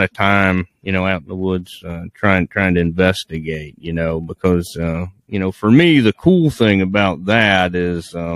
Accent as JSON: {"language": "English", "region": "Virginia", "country": "United States", "tie": "born or raised there", "said": "my home state down in Virginia"}